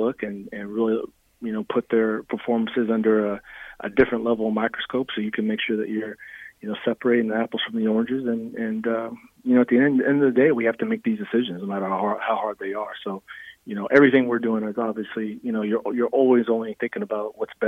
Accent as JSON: {"language": "English", "region": "Nebraska", "country": "United States", "said": "if I mention that I'm from Nebraska, of course, the first thing everybody wants to ask, well, when were you there?"}